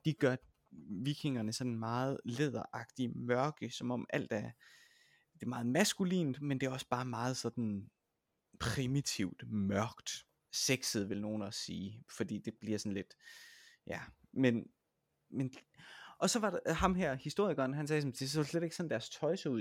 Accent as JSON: {"language": "Danish", "town": "Vejle", "region": "Southern Denmark", "country": "Denmark", "moved": "yes", "lives_now": "Roskilde, Denmark", "said": "jeg kommer jo fra Vejle oprindeligt, og nu bor jeg i Roskilde"}